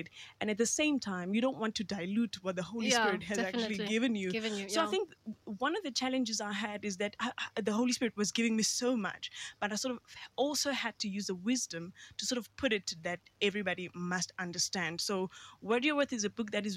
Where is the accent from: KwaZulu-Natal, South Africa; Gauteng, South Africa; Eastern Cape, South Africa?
Eastern Cape, South Africa; Queenstown; I was born and bred in Queenstown, Eastern Cape